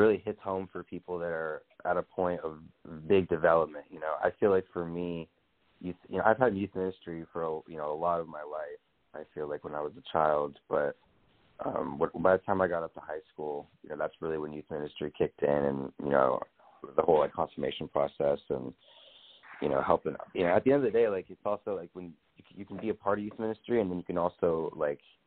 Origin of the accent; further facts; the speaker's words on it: Las Vegas, Nevada, United States; moved away as an adult; now in Eugene, United States; I was born and raised in Las Vegas